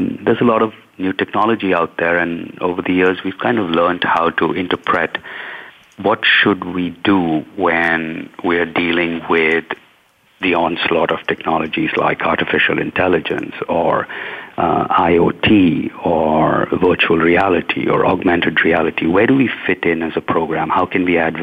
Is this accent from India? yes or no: yes; India; where I'm from India